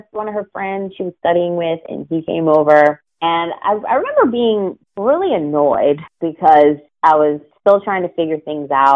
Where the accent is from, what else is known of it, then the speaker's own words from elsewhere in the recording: Pittsburgh, Pennsylvania, United States; moved away as an adult; also born or lived in Florida; growing up in Pittsburgh